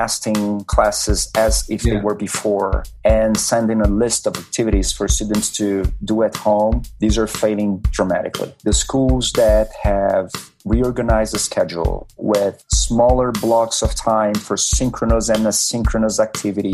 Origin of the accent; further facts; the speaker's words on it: Brazil; moved away as an adult; also born or lived in New York, United States; I have a Japanese descent, but I was born and raised in Brazil, studied and worked in the US for many years